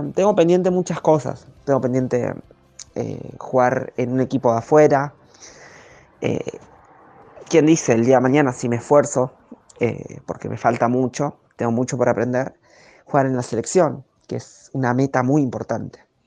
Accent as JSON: {"language": "Spanish", "town": "La Ferrere", "region": "Buenos Aires Province", "country": "Argentina", "said": "soy oriunda de La Ferrere"}